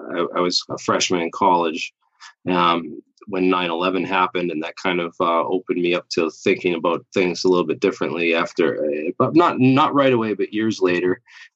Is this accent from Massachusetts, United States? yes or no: yes; Boston, Massachusetts, United States; And I'm from Boston. I lived there for a couple of years.